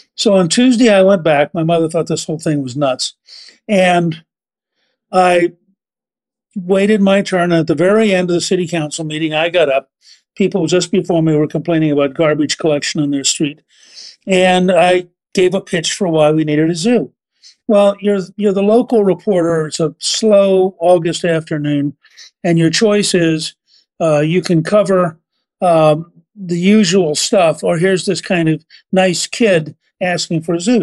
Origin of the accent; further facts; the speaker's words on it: Harrisburg, Pennsylvania, United States; We were living in Pennsylvania. I was born in Harrisburg